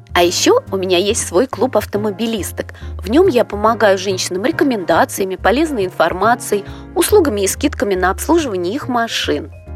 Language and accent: Russian; Moscow, Russia; Я родилась и живу в Москве